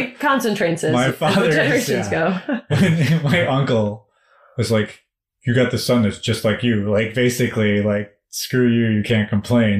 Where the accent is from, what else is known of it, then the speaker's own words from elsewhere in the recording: United States; my father's Indian, my mother's Irish, and I'm American